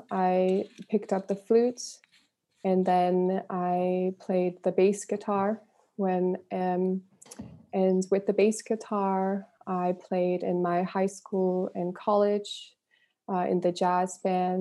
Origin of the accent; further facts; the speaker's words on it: Northern California, United States; I grew up in Northern California, and I was surrounded by a lot of musicians.